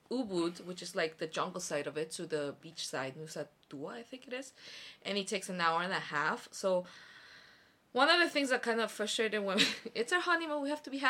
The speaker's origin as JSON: {"language": "English", "country": "South Korea", "said": "Especially because Korean is not my first language, even though I'm Korean."}